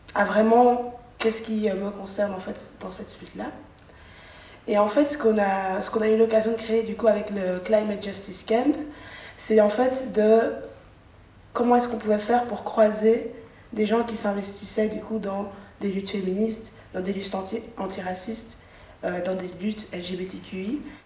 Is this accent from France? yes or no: no; Brussels, Brussels-Capital Region, Belgium; moi en tant que bruxelloise